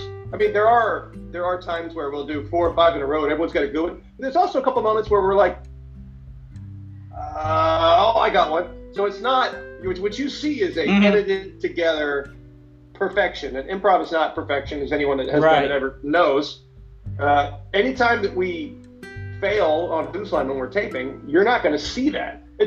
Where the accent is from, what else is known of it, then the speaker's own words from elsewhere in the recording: Mobile, Alabama, United States; moved away as an adult; also born or lived in Charleston, South Carolina / Orlando, Florida; I was born in Charleston, South Carolina, but where I say I'm from is where I grew up from like second grade through high school, and that's Mobile, Alabama